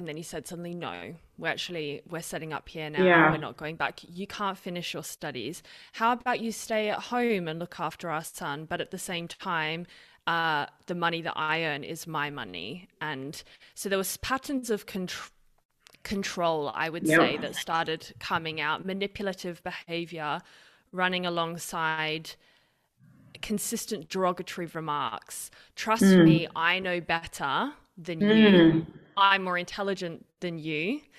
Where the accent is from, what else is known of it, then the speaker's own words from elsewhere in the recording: Australia; now in Switzerland; I'm Australian British. I don't know if anyone can pick my accent because it's the weirdest mix. No one knows what my accent is. And I live in Switzerland